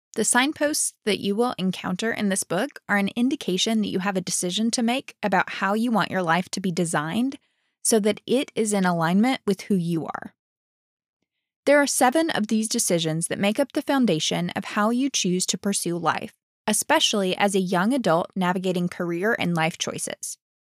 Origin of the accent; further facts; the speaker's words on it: Alabama, United States; moved away as an adult; also born or lived in Dallas, Texas; I'm from Alabama